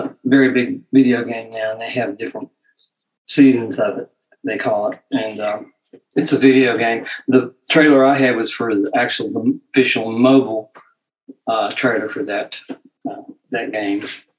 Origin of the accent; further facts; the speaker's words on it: Kentucky, United States; now in Portsmouth, United States; I was born in Portsmouth, Virginia. But I've lived here for, you know, like 30 years, so it's Ohio's home now. But I lived a lot in Lexington, Kentucky, and Ashland, Kentucky. I lived there as a child